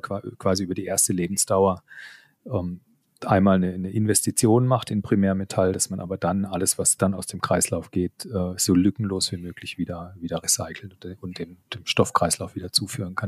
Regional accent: Karlsruhe, Baden-Württemberg, Germany; Ich bin gebürtig aus Karlsruhe. Man hört es auch, glaube ich, immer noch so ein bisschen den, den Zungenschlag

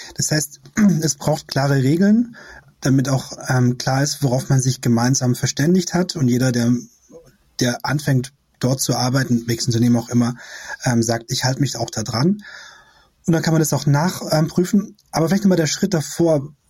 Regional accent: Esslingen district, Baden-Württemberg, Germany; now in Berlin, Germany; Ich komme aus dem Kreis Esslingen

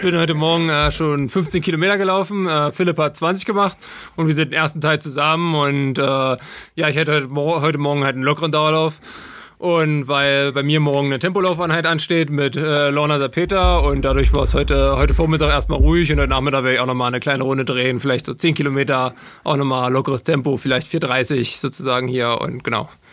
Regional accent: Altmark, Saxony-Anhalt, Germany; also born or lived in Magdeburg; ich komme aus Sachsen-Anhalt, aus der Altmark ursprünglich und äh, bin mit 15 äh, Jahren auf die Sportschule gegangen nach Magdeburg

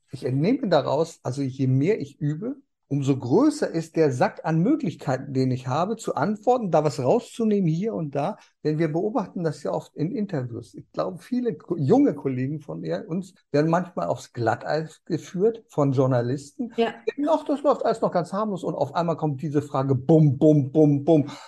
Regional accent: Germany; hier bei uns in Deutschland

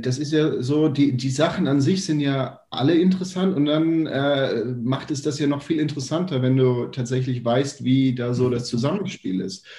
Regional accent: Germany; bei uns in Deutschland

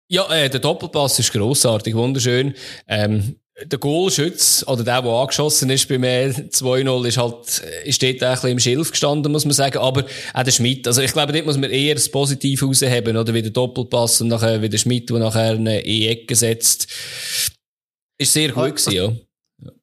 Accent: Switzerland; bei uns in der Schweiz

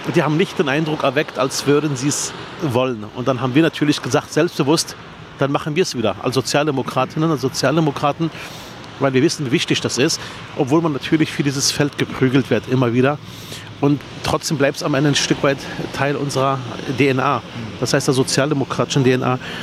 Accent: Berlin, Germany; Ich bin in Herrstraße Nord aufgewachsen, in der Plattenhaussiedlung im Armenhaus Berlins

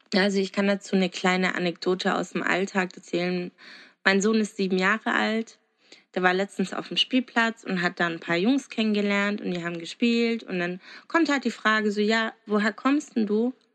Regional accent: Germany; aus Deutschland

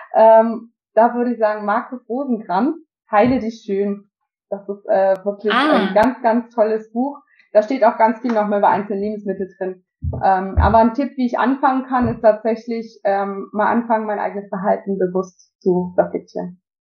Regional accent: Austria; now in Germany; ich bin Österreicherin

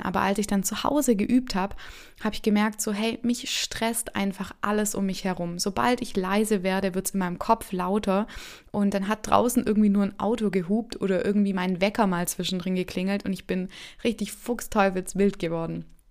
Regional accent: Stuttgart, Baden-Württemberg, Germany; ich komme aus Stuttgart

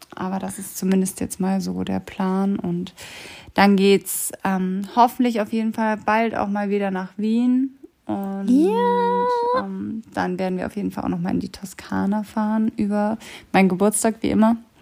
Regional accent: Germany; wir kommen eben aus Deutschland

